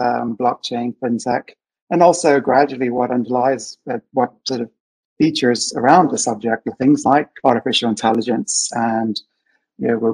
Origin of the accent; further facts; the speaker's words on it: Bermuda; I'm actually from Bermuda